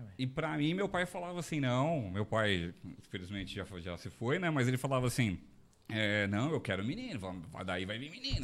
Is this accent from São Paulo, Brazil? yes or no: yes; Diadema, São Paulo, Brazil; moved away as an adult; now in São José dos Campos, Brazil; eu nasci em São Paulo, sou paulistano, eu morei no ABC, né, em Diadema, é, até 2012. Né, eu fui criado lá no, na região do ABC